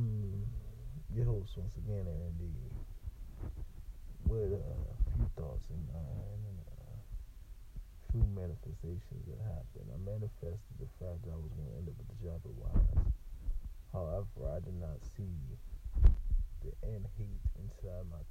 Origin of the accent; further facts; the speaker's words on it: Virginia, United States; moved away; I grew up in Virginia